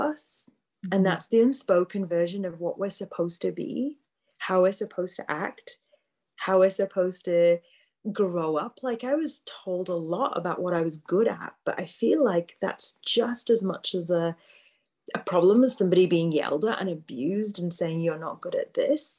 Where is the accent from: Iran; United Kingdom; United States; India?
United Kingdom; Yorkshire and the Humber; I grew up in the UK, like you said, born and bred in Yorkshire